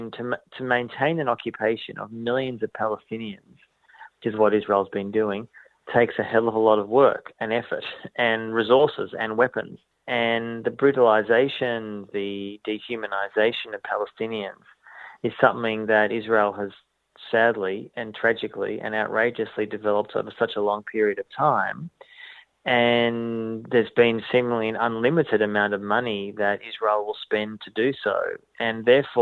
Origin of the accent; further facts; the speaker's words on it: Melbourne, Victoria, Australia; I was brought up in Melbourne as a Jew